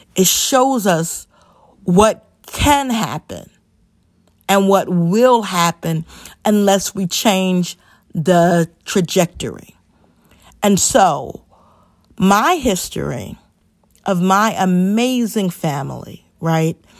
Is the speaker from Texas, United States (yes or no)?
no; New York City, New York, United States; also born or lived in North Carolina; Born and raised in the Bronx